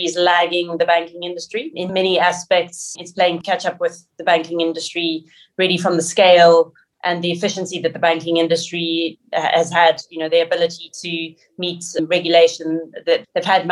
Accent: South Africa; my background is growing up in South Africa

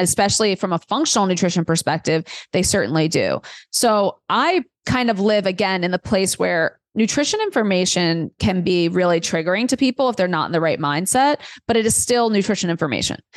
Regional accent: New York City, New York, United States; moved away as an adult; also born or lived in Delaware; I grew up in Queens, New York, like really diverse, amazing place for a million reasons.

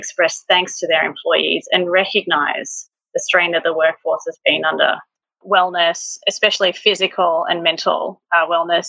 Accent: Australia; as an Australian

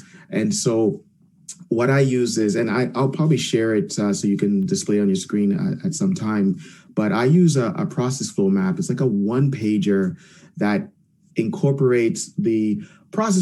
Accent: Jamaica; also born or lived in Canada; I'm Jamaican. I'm a Jamaican Canadian.

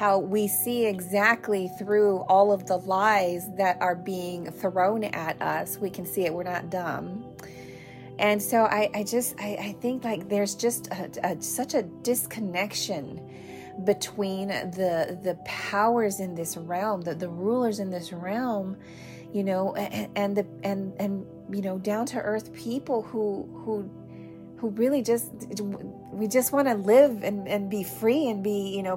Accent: United States; as an American

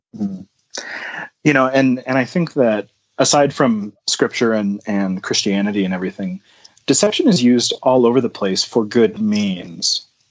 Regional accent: New Ulm, Minnesota, United States; I grew up in New Ulm, Minnesota

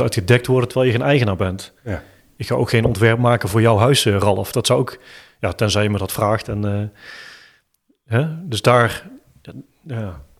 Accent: Eindhoven, North Brabant, Netherlands; accent: Eindhoven; als lokale Eindhovenaar, ja. jullie horen het aan mijn accent

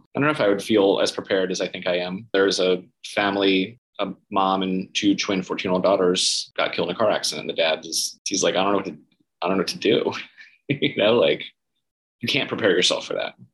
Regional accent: Gainesville, Florida, United States; moved away; also born or lived in St. Petersburg, Florida; I grew up in Gainesville, Florida. So, uh, north central Florida, big college town where the University of Florida is.

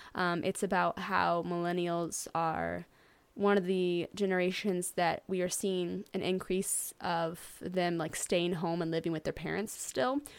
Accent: St. Louis, Missouri, United States; I am from Saint Louis, Missouri

